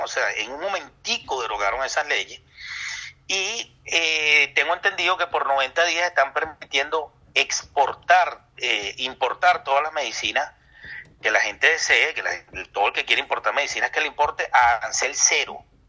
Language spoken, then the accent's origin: Spanish; Venezuela; a nosotros, a los venezolanos